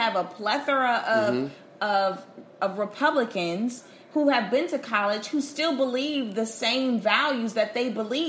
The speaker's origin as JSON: {"language": "English", "town": "Elkhart", "region": "Indiana", "country": "United States", "said": "I'm from Elkhart, Indiana, bro."}